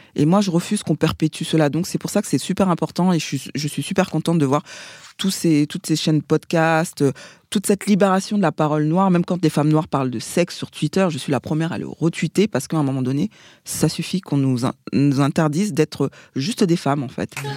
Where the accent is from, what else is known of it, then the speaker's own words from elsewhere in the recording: Paris, Île-de-France, France; also born or lived in Seine-Saint-Denis; je suis parisienne. Je suis née euh, à l'hôpital Saint-Antoine, dans le deuxième arrondissement. On a habité euh, dans le 19e pendant des années avant de déménager dans, dans le 93.